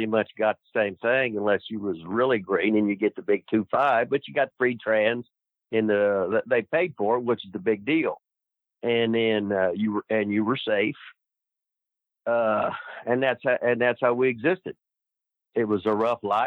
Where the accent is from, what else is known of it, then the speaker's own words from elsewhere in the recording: Seymour, Indiana, United States; I was from Seymour, Indiana, population 12,000 or whatever.